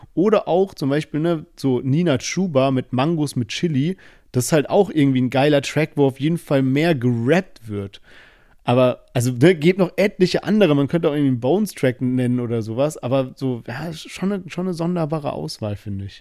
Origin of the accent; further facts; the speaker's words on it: Germany; wir sind beide immer in Teilen von Deutschland aufgewachsen